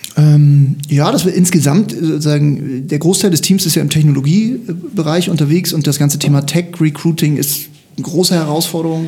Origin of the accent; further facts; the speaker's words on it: Hamburg, Germany; also born or lived in Lüneburg; Ich bin Hamburger, ich bin tatsächlich hier groß geworden